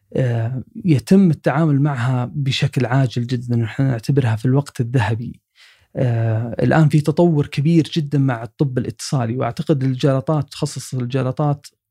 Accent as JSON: {"language": "Arabic", "country": "Saudi Arabia", "said": "عندنا في السعودية"}